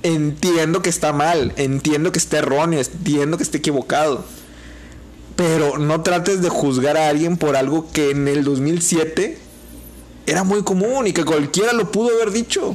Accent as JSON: {"language": "Spanish", "country": "Mexico", "said": "como mexicanos"}